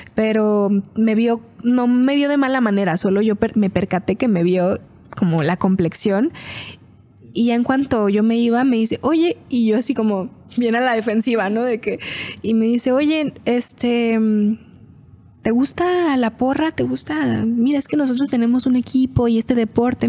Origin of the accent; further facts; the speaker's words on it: Fresnillo, Zacatecas, Mexico; nací en Fresnillo, Fresnillo, Zacatecas